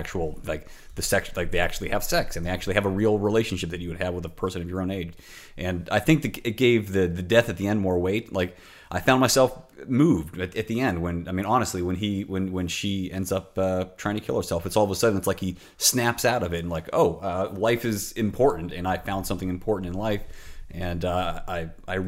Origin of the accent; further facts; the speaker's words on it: Pittsburgh, Pennsylvania, United States; It was filmed in my hometown. I think it was made in Pittsburgh